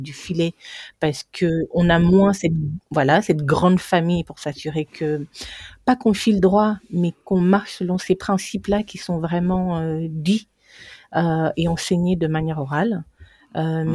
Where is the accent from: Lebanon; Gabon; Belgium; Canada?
Gabon; Libreville; moved away as an adult; also born or lived in Toulouse, France / New York, United States; now in France; je suis née au Gabon, j'ai fait mes études primaires et secondaires. Après mon bac, je suis venue euh, à Toulouse